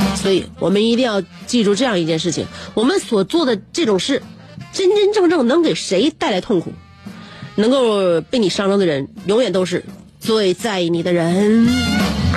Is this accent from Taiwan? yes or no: no; Northeast China, China; 我们东北人